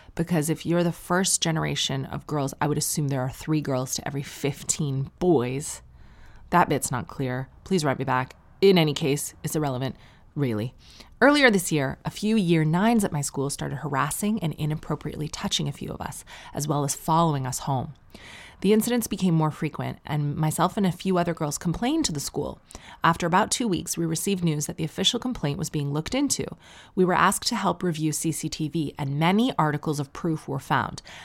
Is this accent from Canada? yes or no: yes; Sarnia, Ontario, Canada; growing up in Sarnia